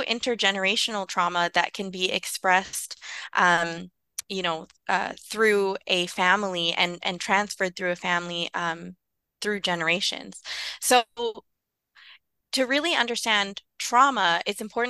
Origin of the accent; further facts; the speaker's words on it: Vancouver, British Columbia, Canada; I grew up in East Vancouver